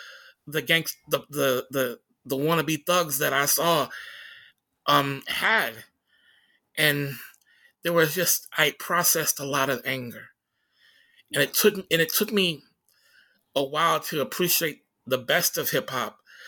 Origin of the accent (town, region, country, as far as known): Tacoma, Washington, United States